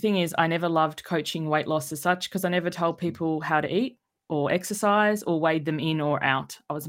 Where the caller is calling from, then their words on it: Sydney, New South Wales, Australia; I'm joining you from Sydney, Australia.